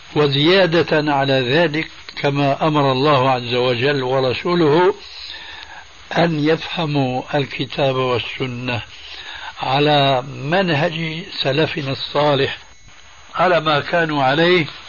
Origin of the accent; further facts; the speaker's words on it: Syria; عندنا في سوريا